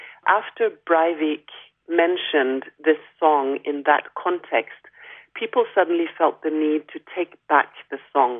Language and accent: English; Norway; Growing up in Norway as an African Norwegian